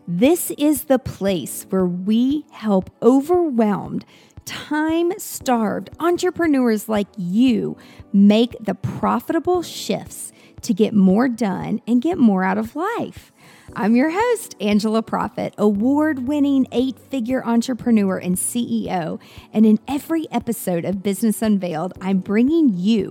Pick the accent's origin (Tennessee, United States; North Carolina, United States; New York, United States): Tennessee, United States; Nashville; I mean, I'm from Nashville, Music City, USA